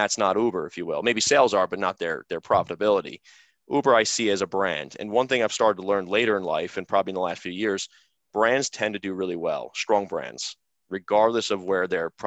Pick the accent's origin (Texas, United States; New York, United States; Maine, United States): New York, United States; I'm from New York